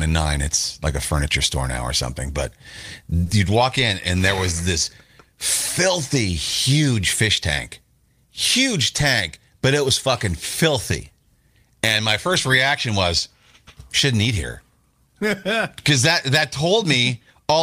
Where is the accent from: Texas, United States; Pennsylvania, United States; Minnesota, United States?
Minnesota, United States; now in New York City, United States; I'm from Minnesota